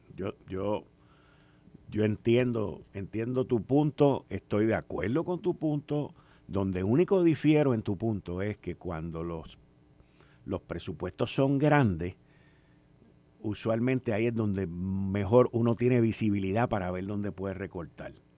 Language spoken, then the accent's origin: Spanish; Puerto Rico; nos describe a nosotros como boricuas y como puertorriqueños